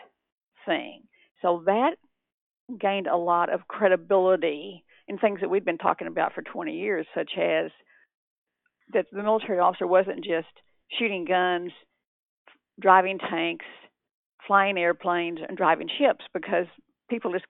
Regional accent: Texas, United States; moved away; also born or lived in California; I'm originally from Texas

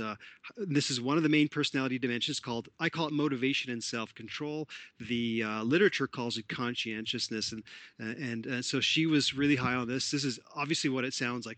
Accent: Toronto, Ontario, Canada; I'm Canadian born in Toronto, Ontario, Canada

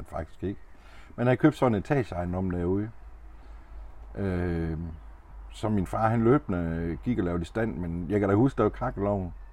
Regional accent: Denmark; born or raised there

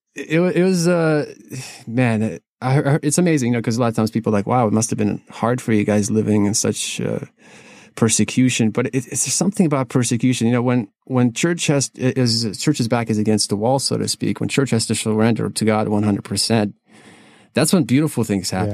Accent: Kyiv, Ukraine; now in United States; I am originally from Kiev, Ukraine

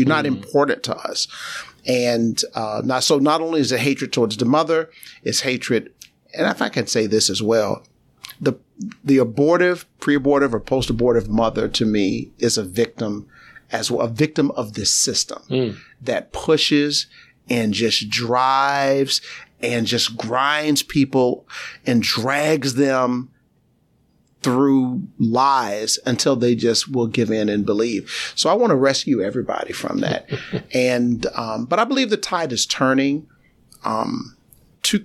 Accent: New York City, New York, United States; I'm a native New Yorker. I was born in Brooklyn, New York, East New York, the community within Brooklyn.

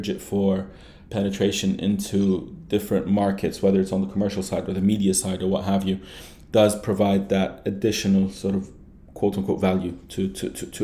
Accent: Jordan; moved away as an adult; also born or lived in London; now in Dubai, United Arab Emirates; I was born and raised in Jordan and then moved to London for my undergrad

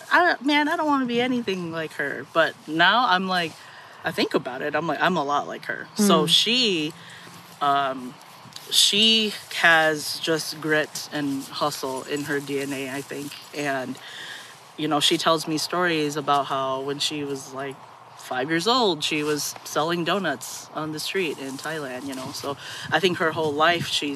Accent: St. Paul, Minnesota, United States; moved away; I'm a Midwest native. I'm from St. Paul, Minnesota

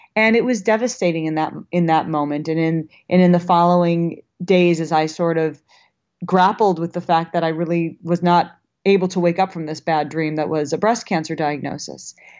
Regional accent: Minnesota, United States; now in Los Angeles, United States; I live in L A, but I'm from Minnesota, and I still have a lot of Minnesota girl in me

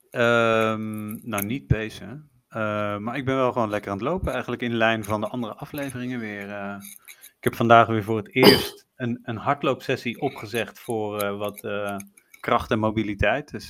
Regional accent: Netherlands; En toen was er nog geen uitsluitsel over of, de, of je als Nederlander Amerika in mocht.

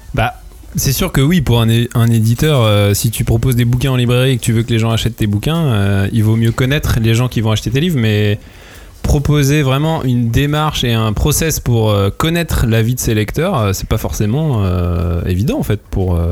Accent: France; nous euh, en tant que Français

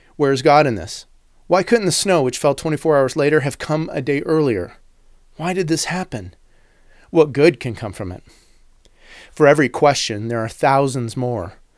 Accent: United States; as an American

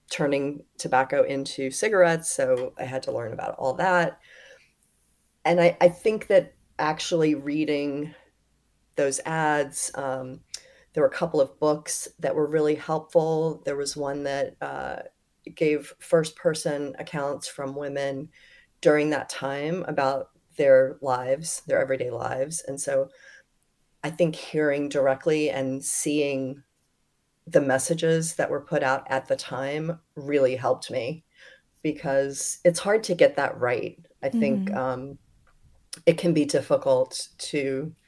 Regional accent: North Carolina, United States; my home state

